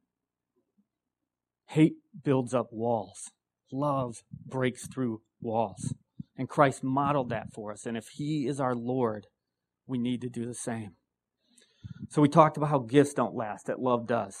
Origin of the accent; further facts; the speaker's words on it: Wisconsin, United States; I'm from Wisconsin.